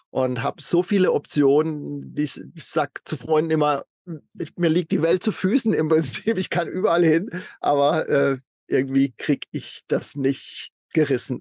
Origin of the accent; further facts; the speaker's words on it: Baden-Württemberg, Germany; moved away as an adult; in meiner Heimatstadt in, in Süddeutschland